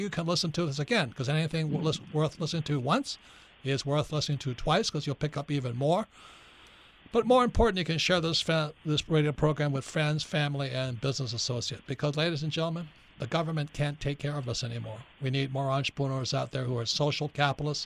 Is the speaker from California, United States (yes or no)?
no; Hawaii, United States; I was growing up in Hawaii.